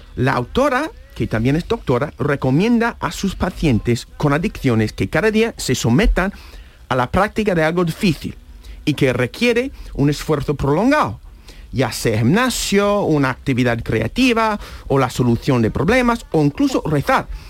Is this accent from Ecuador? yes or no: no; United States; Spanish is a second language; now in Spain; yo soy de Estados Unidos